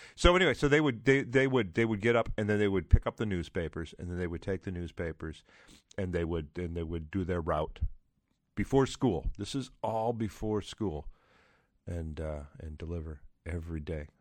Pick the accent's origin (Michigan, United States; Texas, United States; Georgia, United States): Michigan, United States; Trenton; when I was a kid, I grew up in Trenton, Michigan